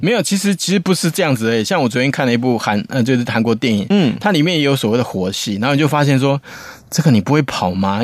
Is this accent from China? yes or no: no; Taiwan; 我们台湾人